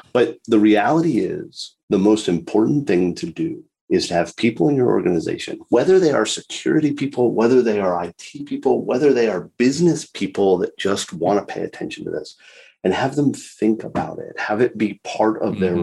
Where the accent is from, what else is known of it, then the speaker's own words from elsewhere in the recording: South Florida, United States; I was born and raised in South Florida